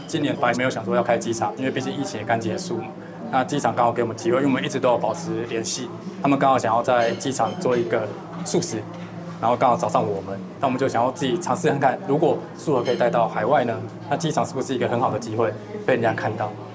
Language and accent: Chinese; Shulin, New Taipei, Taiwan; 我是树林，先北树林